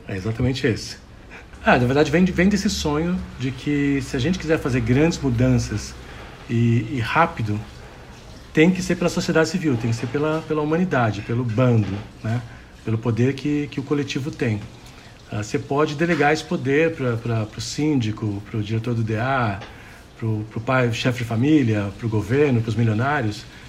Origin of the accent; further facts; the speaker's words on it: Santos, São Paulo, Brazil; Eu nasci em Santos, né, São Paulo, do lado da Mata Atlântica